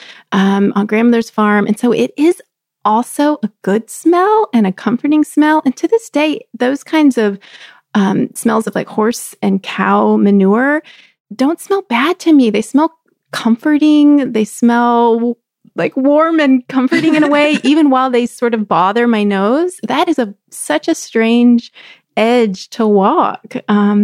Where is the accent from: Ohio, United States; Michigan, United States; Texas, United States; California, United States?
Texas, United States; I grew up in Texas and I grew up in a little college town